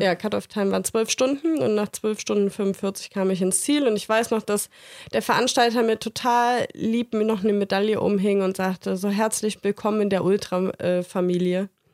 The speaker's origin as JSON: {"language": "German", "town": "Bergisch Gladbach", "region": "North Rhine-Westphalia", "country": "Germany", "moved": "yes", "said": "ich komme aus Bergisch Gladbach und das ist quasi um die Ecke."}